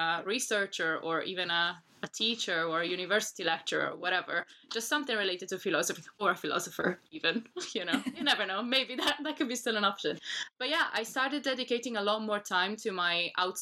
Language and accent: English; Milan, Lombardy, Italy; English is a second language; now in London, United Kingdom; I'm originally from Milan, which is a town in the north of Italy